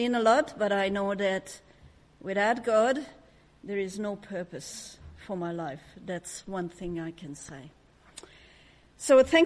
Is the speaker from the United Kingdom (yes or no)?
no; Hungary; English is a second language; moved away as an adult; now in Australia; judged by my name and my accent, you can tell that I wasn't born in Australia. I was born in Hungary under communism. Grew up in a very dysfunctional family.